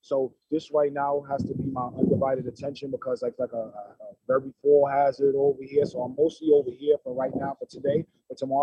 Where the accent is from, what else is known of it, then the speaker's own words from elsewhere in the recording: New York, United States; moved away as an adult; now in Hamden, United States; I grew up in New York.